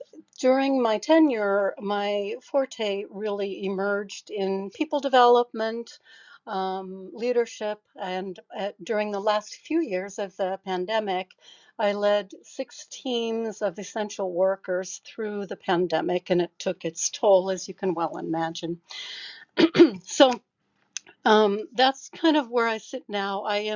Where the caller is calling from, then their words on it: Seattle, Washington, United States; So my background, I'm speaking from Seattle.